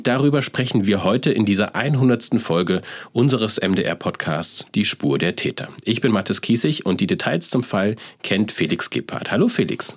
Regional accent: Leipzig, Saxony, Germany; Ich bin Leipziger, ich bin Kanu-Rennsportler, das heißt, jahrelang war das mein Trainingsgebiet

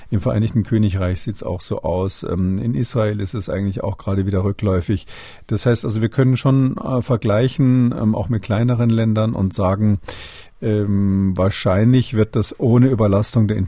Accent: Halle, Saxony-Anhalt, Germany; also born or lived in Bavaria; ich habe übrigens zwei Heimaten, also Halle und Bayern, beides, beides meine Heimat.

